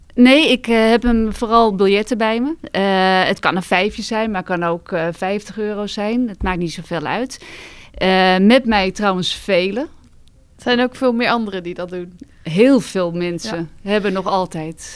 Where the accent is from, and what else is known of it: Netherlands